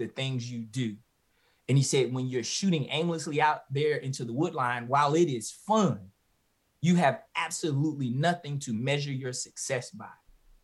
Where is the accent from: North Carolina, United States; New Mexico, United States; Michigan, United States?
North Carolina, United States; Halifax County; being born and bred in Halifax County, North Carolina, working on the farm